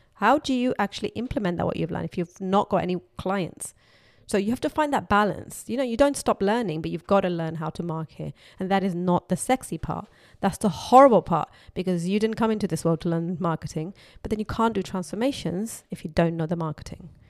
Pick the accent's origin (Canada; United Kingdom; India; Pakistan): Pakistan; moved away; I was brought up in Pakistan